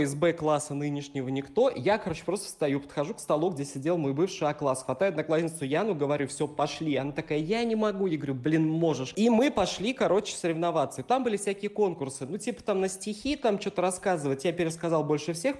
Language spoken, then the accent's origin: Russian; Tolyatti, Samara Oblast, Russia; И вот у нас был выпускной. Это был город Тольятти. У меня была такая буржуазная школа